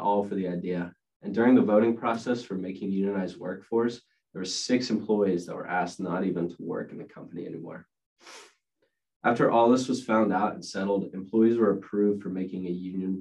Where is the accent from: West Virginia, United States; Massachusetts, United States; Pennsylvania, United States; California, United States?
Pennsylvania, United States; Pittsburgh; I'm from Pittsburgh, PA